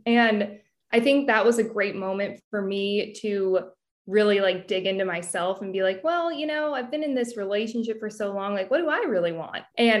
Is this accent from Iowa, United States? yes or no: no; California, United States; Yes, I grew up in Northern California and I always wanted to work in fashion.